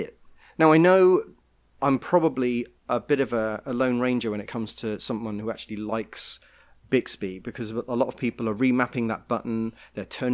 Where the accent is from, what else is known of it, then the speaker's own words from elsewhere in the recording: United Kingdom; now in New York, United States; being British